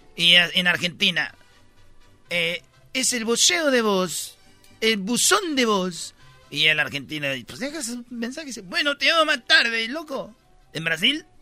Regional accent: Mexico; los mexicanos somos únicos

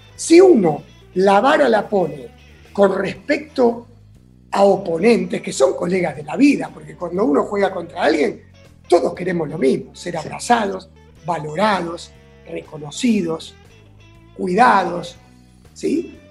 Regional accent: Buenos Aires, Argentina; a los nueve años nos mudamos a Núñez.

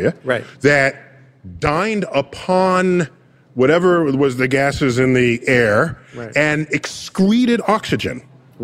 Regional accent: New York City, New York, United States; I grew up in New York City

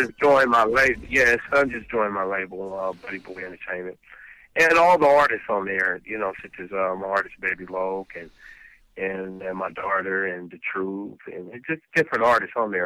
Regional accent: Los Angeles, California, United States; also born or lived in South Bronx, New York; I was born in South Bronx, but moved to the West Coast when I was like uh, three years old

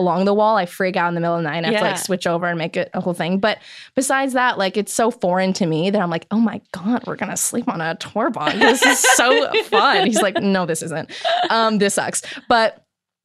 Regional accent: Chicago, Illinois, United States; moved away; I'm from Chicago

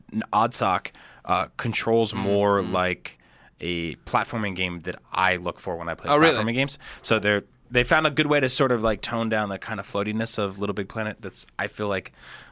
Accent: East Coast, United States; growing up in the East Coast

